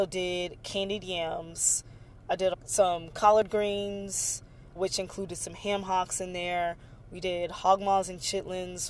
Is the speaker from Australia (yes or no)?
no; Galveston, Texas, United States; I'm from Galveston, which is where the Emancipation Proclamation was read. And so I grew up with Juneteenth being like a really special holiday